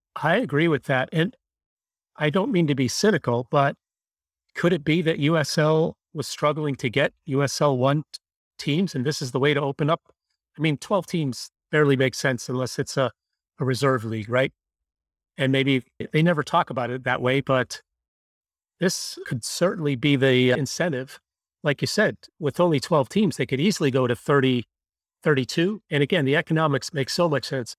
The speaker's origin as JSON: {"language": "English", "town": "Buffalo", "region": "New York", "country": "United States", "tie": "born or raised there", "said": "I grew up in Buffalo"}